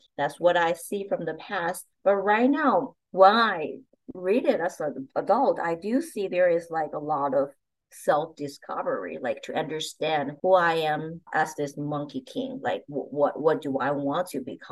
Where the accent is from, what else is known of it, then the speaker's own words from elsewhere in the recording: China; moved away; growing up in China